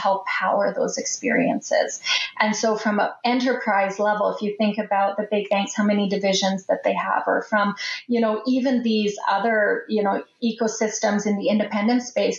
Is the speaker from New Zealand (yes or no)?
no; Canada; as a Canadian